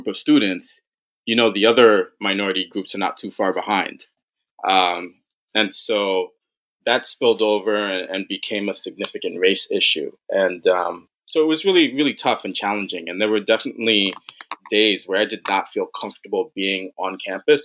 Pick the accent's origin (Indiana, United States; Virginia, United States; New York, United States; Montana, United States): New York, United States; New York City; I'm born and raised in New York, actually in Brooklyn and Queens